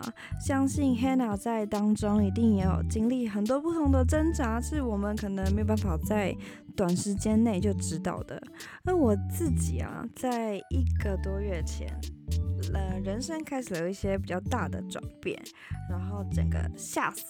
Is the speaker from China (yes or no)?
no; Taipei, Taiwan; now in United States; 我觉得一开始超级不习惯的，因为我在台北的家，然后跟这边的环